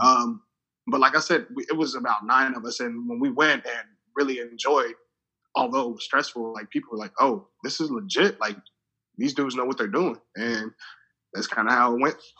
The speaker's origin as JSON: {"language": "English", "region": "Lagos", "country": "Nigeria", "tie": "born or raised there", "also_born_or_lived": "Kansas City, United States", "moved": "yes", "lives_now": "United States", "said": "I was born in Lagos, Nigeria. Moved to the states in 1998."}